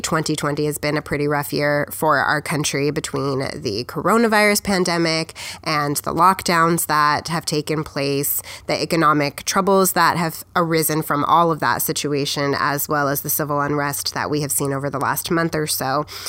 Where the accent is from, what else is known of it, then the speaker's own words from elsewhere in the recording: United States; we, as the American people